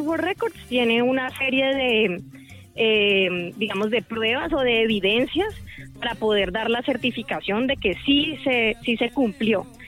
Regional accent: Cali, Valle del Cauca, Colombia; esa identidad festiva que nos caracteriza como caleños, como vallecaucanos

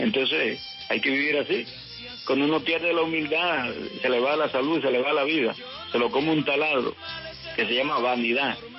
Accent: Valledupar, Cesar, Colombia; moved away; also born or lived in Barranquilla; Me inicié en Valledupar, allá en el barrio obrero, al lado de … y …. Siendo unos muchachitos

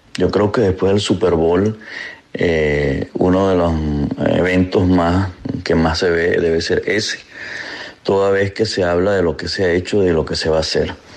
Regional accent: Venezuela; Como venezolano

